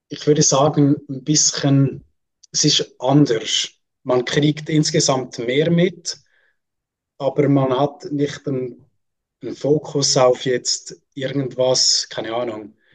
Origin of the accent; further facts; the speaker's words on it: Switzerland; darf ich mich als Schweizer nicht anschließen.